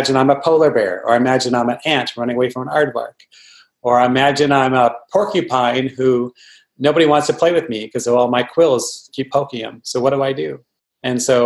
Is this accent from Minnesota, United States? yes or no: yes; Minnesota, United States; I grew up in Minnesota where it was really cold